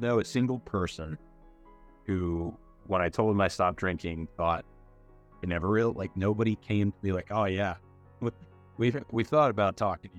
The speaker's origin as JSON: {"language": "English", "town": "Spotsylvania", "region": "Virginia", "country": "United States", "tie": "born or raised there", "moved": "yes", "said": "I grew up in Spotsylvania in Virginia"}